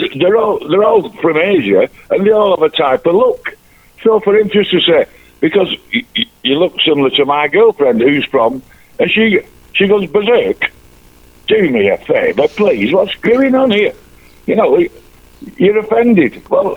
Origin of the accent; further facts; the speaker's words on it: Manchester, North West England, United Kingdom; And I said to you, I'm your lovable mank.